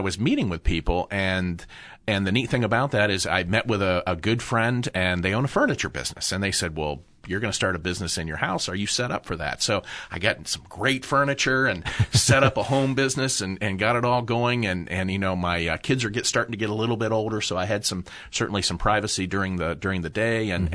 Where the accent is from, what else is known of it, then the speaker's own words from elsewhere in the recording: Upper Arlington, Ohio, United States; I grew up in Upper Arlington